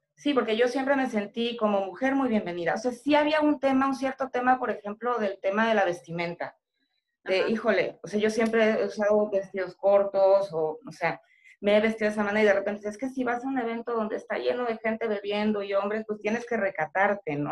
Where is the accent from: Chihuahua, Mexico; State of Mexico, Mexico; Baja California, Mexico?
State of Mexico, Mexico; moved away as an adult; now in Yucatán, Mexico; yo soy originaria del Estado de México